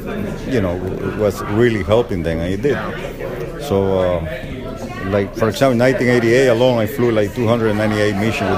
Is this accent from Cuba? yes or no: yes; Cuba; also born or lived in Miami; now in United States; I come from Cuba originally. I was also in the Bay of Pigs.